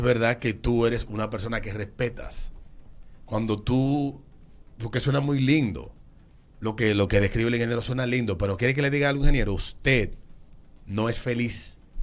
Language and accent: Spanish; Dominican Republic; A mí como dominicano